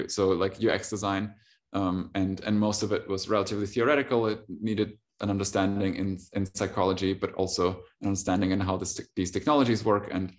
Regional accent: Germany; also born or lived in Russia; I'm from Russia. So I was born in Russia and moved to Germany when I was about six, and then went to school, uni, basically German socialized.

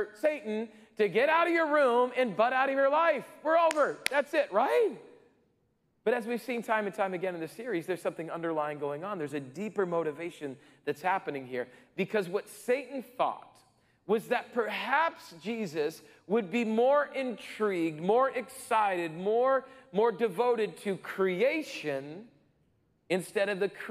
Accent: Rapid City, South Dakota, United States; growing up in Rapid City, South Dakota

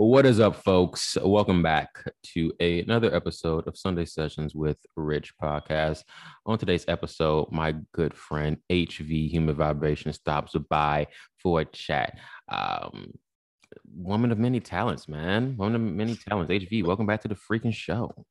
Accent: Chicago, Illinois, United States; I'm from Chicago

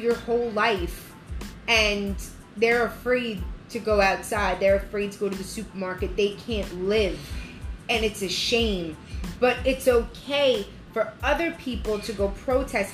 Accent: United States; We're American.

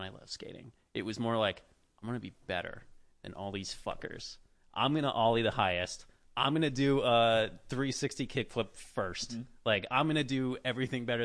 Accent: Boston, Massachusetts, United States; moved away as an adult; also born or lived in California; now in Los Angeles, United States; I grew up in Boston. Like, I'm from Massachusetts.

